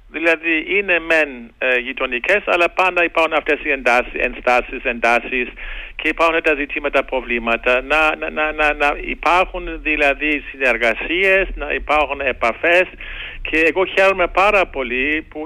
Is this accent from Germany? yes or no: yes; Germany; Το λέω και τώρα ως Γερμανός. Και εμείς οι Γερμανοί